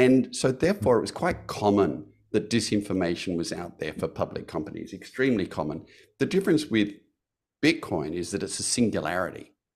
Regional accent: Australia; I'm an Australian

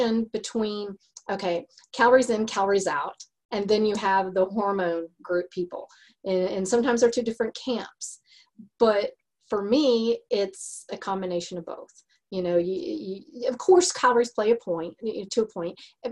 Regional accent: Texas, United States; accent: Texas; my Texas accent

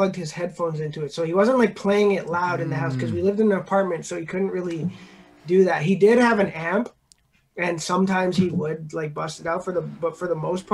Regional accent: Montreal, Quebec, Canada; I'm from Montreal. Grew up in NDG, Notre Dame

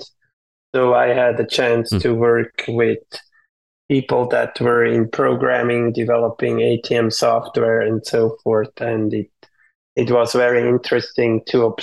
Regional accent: Switzerland; moved away as an adult; now in Folsom, United States; all my growing up in Switzerland, even through business school

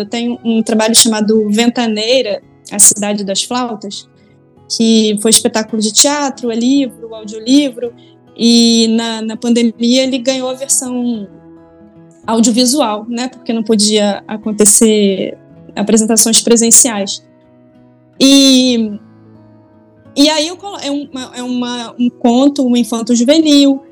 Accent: Leopoldina, Minas Gerais, Brazil; moved away; also born or lived in Rio de Janeiro; eu nasci no Rio de Janeiro, mas eu passei parte da minha infância e adolescência no interior de Minas, numa cidade chamada Leopoldina, que é a terra lá da minha mãe

